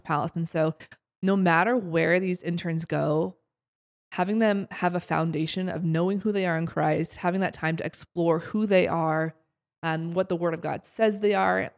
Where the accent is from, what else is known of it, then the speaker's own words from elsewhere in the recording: Columbus, Ohio, United States; moved away as an adult; also born or lived in Springfield, Missouri; now in Seattle, United States; I'm originally from Columbus, Ohio. I grew up there my whole life.